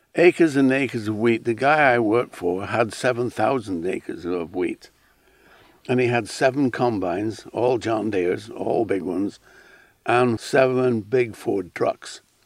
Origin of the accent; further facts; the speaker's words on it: Isle of Man; moved away as an adult; also born or lived in Alaska; I grew up on a Manx farm